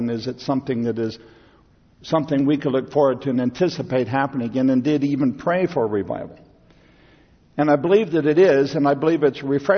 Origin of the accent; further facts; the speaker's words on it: Midwest, United States; Growing up in the Midwest, we had fairly regular revivals